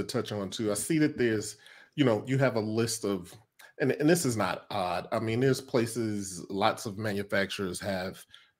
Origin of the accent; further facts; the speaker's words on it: Chicago, Illinois, United States; now in Los Angeles, United States; I'm originally from Chicago, based in LA.